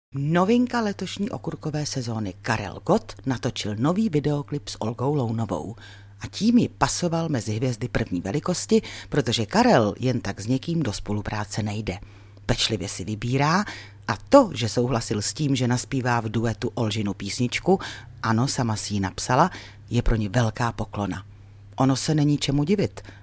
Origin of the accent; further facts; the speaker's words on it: Ostrava region, Moravian-Silesian Region, Czechia; taky pocházím z Ostravska